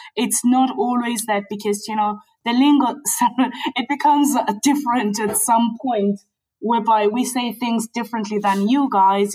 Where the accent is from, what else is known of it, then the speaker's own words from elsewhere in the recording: South Africa; moved away as an adult; now in United Kingdom; Yeah, so I grew up in South Africa. Um, I came into the UK in my really early twenties